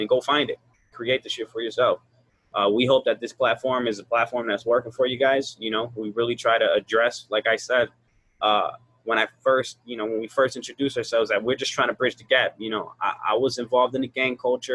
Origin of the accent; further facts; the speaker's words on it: Chicago, Illinois, United States; I'm from Chicago. I'm from the hood.